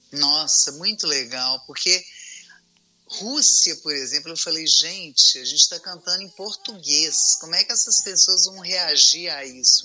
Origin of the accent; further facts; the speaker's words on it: Minas Gerais, Brazil; eu sou mineira